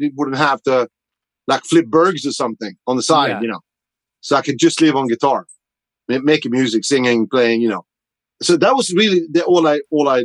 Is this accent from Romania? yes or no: no; Sweden; born or raised there; moved away as an adult; now in United States